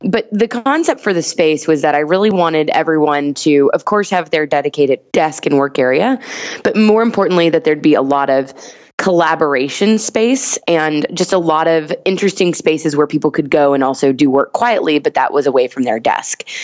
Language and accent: English; the South, United States; I grew up in the South